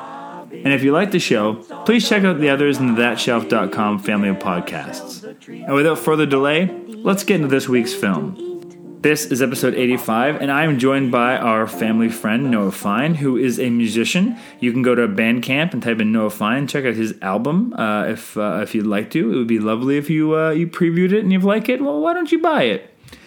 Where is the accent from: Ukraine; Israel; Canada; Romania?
Canada